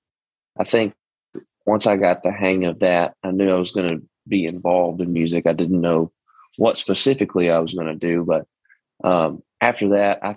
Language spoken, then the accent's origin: English; East Texas, United States; accent: twang; I'm from Texas. I'm from East Texas too. So the twang is in there naturally